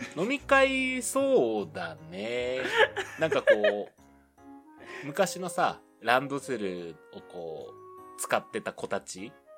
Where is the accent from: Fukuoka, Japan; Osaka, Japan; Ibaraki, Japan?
Fukuoka, Japan; moved away as an adult; also born or lived in Tokyo; 出身がね、福岡なんで